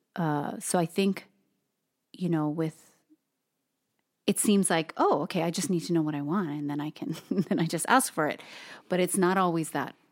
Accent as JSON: {"language": "English", "region": "Hawaii", "country": "United States", "tie": "born or raised there", "said": "Japanese, Filipino, even some Chinese, born and raised in Hawaii"}